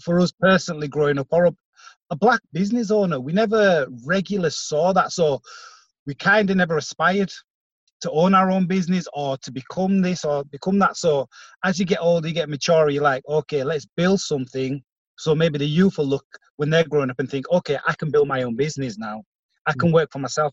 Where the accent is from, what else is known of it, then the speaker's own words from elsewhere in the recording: Bradford, Yorkshire and the Humber, United Kingdom; we're from Bradford ourselves. We're in the same community as a lot of these um, kids